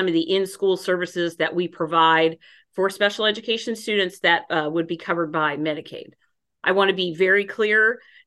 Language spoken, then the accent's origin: English; Hutchinson, Kansas, United States; I was born in Hutchinson